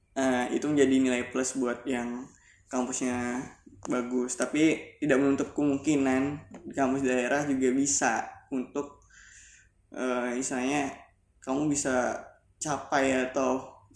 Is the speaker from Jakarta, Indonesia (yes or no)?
no; Singkawang, West Kalimantan, Indonesia; also born or lived in Pontianak, Indonesia; Dulu aku sekolahnya dari SMK Negeri 1 Singkawang. Aku dari Singkawang.